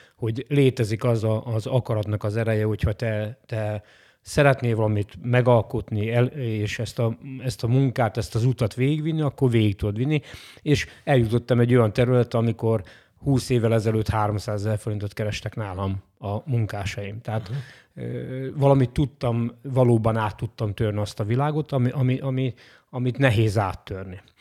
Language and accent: Hungarian; Hajdúnánás, Hajdú-Bihar, Hungary; also born or lived in Nyíregyháza; a Bocskai Földi Hajdúnánáson születtem